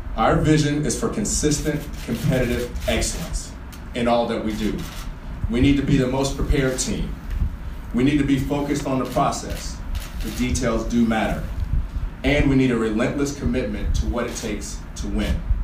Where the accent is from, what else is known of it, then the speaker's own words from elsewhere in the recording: North Carolina, United States; now in Boston, United States; I grew up in North Carolina